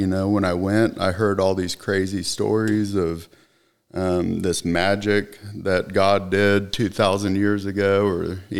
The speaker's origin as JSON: {"language": "English", "town": "Plano", "region": "Texas", "country": "United States", "tie": "born there", "said": "Well, I was born in Plano, You know, my family was only here for about 2 years when I happened to be born here."}